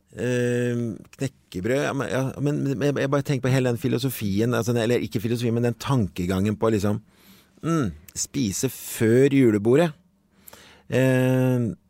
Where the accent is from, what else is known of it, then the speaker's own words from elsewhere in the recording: Norway; vi egentlig som nordmenn